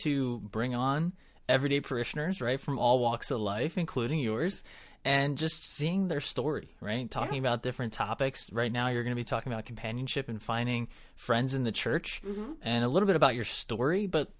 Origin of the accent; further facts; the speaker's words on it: Philadelphia, Pennsylvania, United States; moved away; So Northeast, actually, I was born in Northeast.